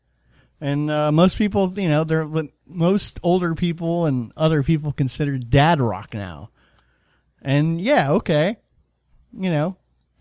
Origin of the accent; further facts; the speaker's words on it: Florida, United States; we're from Florida